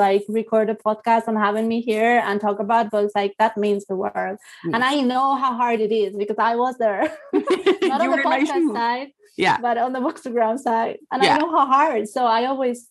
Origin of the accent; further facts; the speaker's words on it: Spain; accent: Spanish; English is a second language; it's so hard for us Spaniards to like get rid of this freaking accent